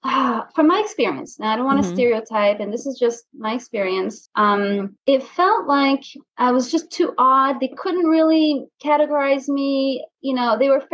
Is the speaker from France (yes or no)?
yes; France; also born or lived in United States; I mean, I was born in France, but grew up in America and France.